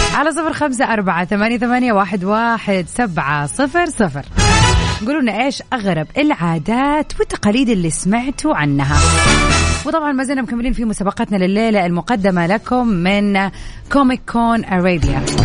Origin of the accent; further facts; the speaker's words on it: Jeddah, Makkah Province, Saudi Arabia; عندنا في جدة هنا